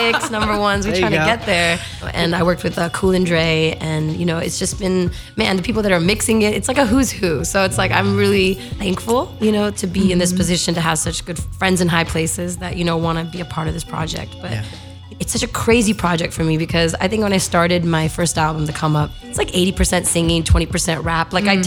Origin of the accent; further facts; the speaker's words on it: Los Angeles, California, United States; had I not been born in Los Angeles